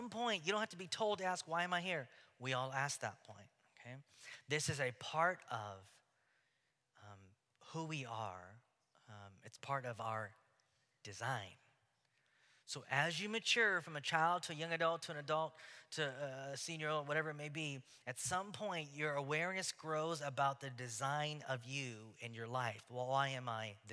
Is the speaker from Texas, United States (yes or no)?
yes; Houston, Texas, United States; now in Oregon, United States; growing up in Houston